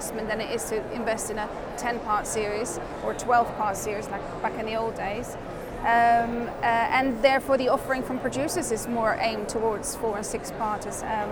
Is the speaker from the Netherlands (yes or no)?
yes; Netherlands; now in United Kingdom; I'm not originally from the UK, I'm from the Netherlands.